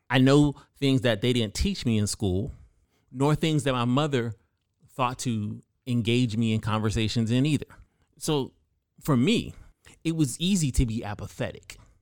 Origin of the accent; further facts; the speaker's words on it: California, United States; I grew up in California as typically one of the only black people in a room full of white people